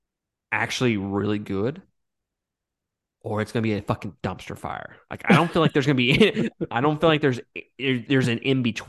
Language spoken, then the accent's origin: English; Mississippi, United States; I mean, I'm from Mississippi, guys, but I'm not that fucking dumb, all right?